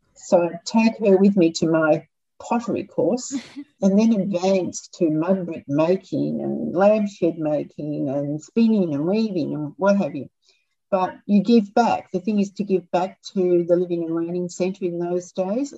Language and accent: English; Melbourne, Victoria, Australia; I grew up in Melbourne fire stations, Dad ended up deputy chief